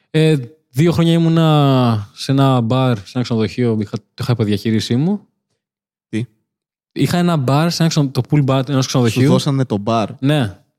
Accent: Crete, Greece; accent: Cretan; Ε, στο χωριό όταν ήμουν είχα κριτική προφορά. Χωριάτικη, φουλ, βοσκαρά.

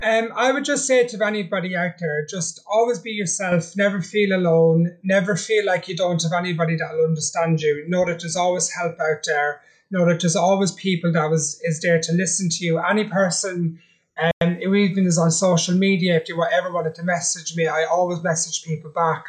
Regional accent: Ireland; I'm Irish. I'm a traveller.

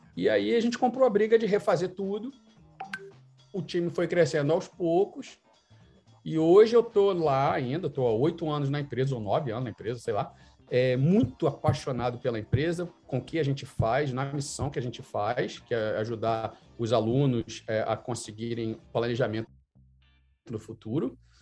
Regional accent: Rio de Janeiro, Brazil; moved away as an adult; also born or lived in Vancouver, Canada / Toronto, Canada; now in Canada; com minha banda de pagode, como um bom carioca

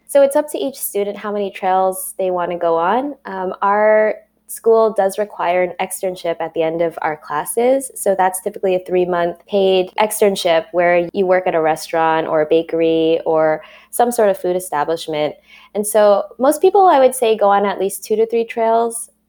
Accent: New York City, New York, United States; I was born and raised in Queens, in Flushing, and grew up there my whole life till I went to college

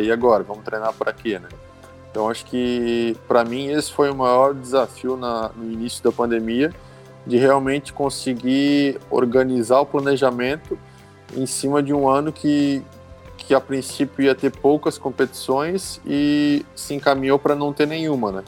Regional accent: Brusque, Santa Catarina, Brazil; sou natural de Brusque, Santa Catarina.

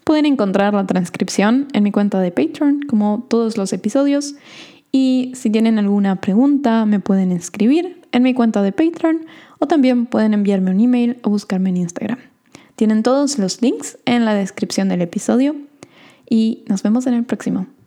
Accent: Argentina; accent: Argentine; Usualmente a mí me dicen que tengo un acento bastante neutral también, pero como les dije en el episodio de hoy, a veces sale mi acento argentino.

